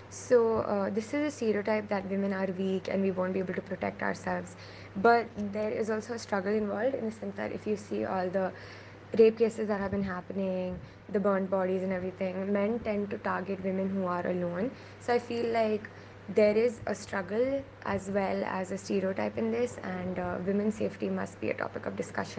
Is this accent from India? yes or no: yes; Bangalore, Karnataka, India; I'm a student from Bangalore.